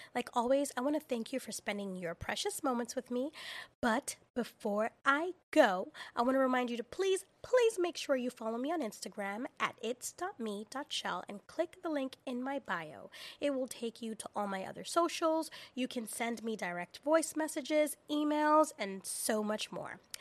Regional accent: New York City, New York, United States; as a girl and as a young woman growing up in the Bronx.

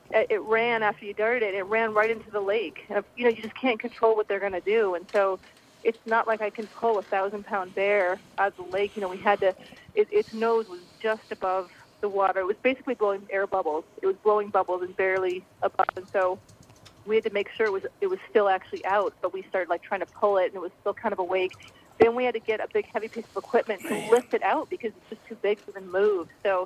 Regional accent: Midwest, United States; Yeah, I grew up in the Midwest.

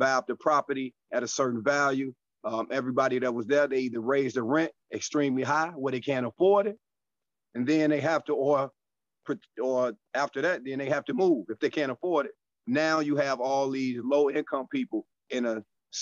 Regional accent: Chicago, Illinois, United States; coming from Chicago. I'm out of the South Suburbs

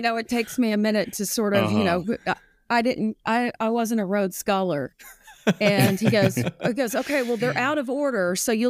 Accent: the South, United States; Oh, pine trees. Mm. I'm from the South, pine trees stand pine.

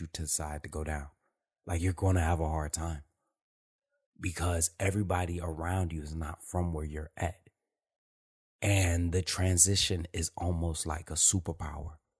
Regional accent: Detroit, Michigan, United States; moved away as an adult; I'm born and raised in Detroit

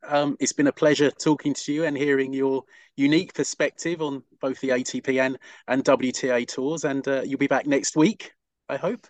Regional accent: United Kingdom; as a Brit

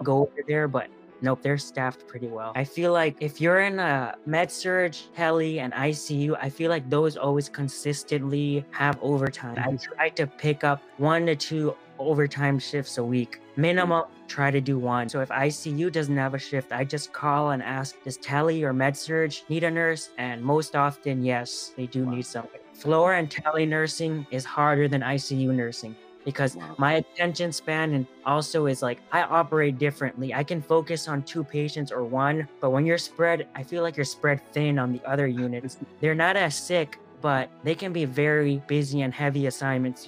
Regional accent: California, United States; moved away as an adult; also born or lived in North Carolina; I'm from California originally

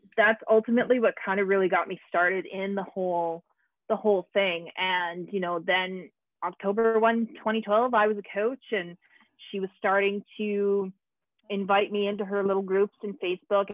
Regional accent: Canada; i'm canadian

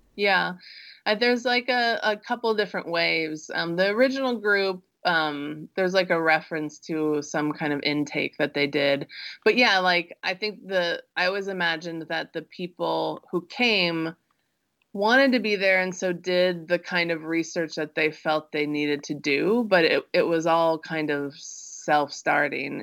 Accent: Midwest, United States; I grew up in the Midwest

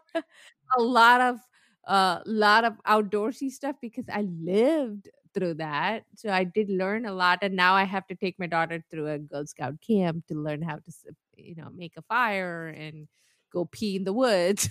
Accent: India; moved away; I come from India

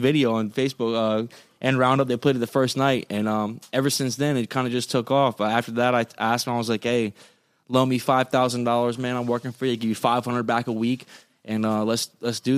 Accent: Fort Pierce, Florida, United States; moved away as an adult; I'm from Fort Pierce, Florida

